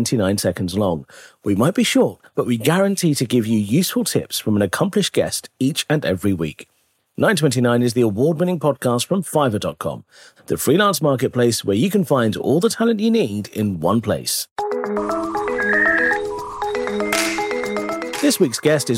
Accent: England, United Kingdom; I'm from England.

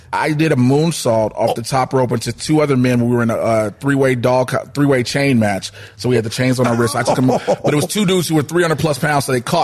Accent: Chicago, Illinois, United States; I'm from Chicago.

